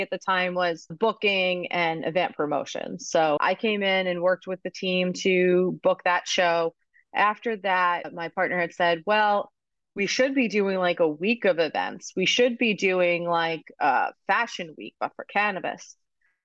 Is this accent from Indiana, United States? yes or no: no; Long Island, New York, United States; now in Massachusetts, United States; I grew up in Long Island